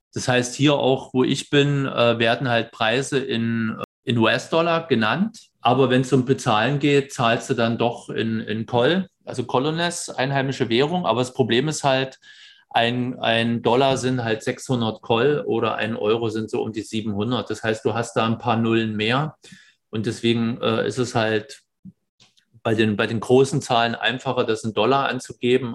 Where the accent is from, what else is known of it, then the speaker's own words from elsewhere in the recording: Germany; moved away; als Deutscher